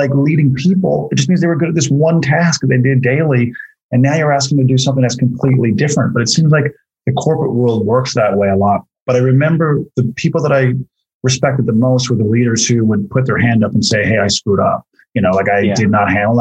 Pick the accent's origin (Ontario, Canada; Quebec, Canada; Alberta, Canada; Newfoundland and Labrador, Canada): Newfoundland and Labrador, Canada; Corner Brook; moved away as an adult; also born or lived in St. John's, Newfoundland; I grew up in Corner Brook and lived in St. John's for a bunch of years, and I haven't lived in Newfoundland for about 17 years